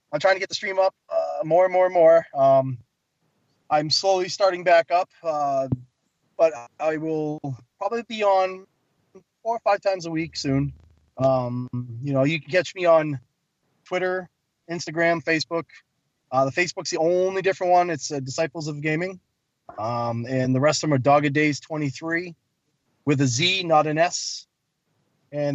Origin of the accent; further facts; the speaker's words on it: Massachusetts, United States; also born or lived in Southern California; now in New Hampshire, United States; I'm in New Hampshire, but I was born and raised in Massachusetts